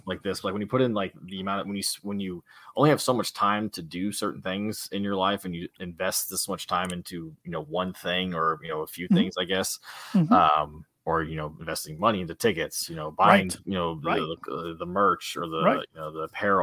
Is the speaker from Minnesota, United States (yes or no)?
no; a small town in Indiana, United States; we're from a small town in Indiana.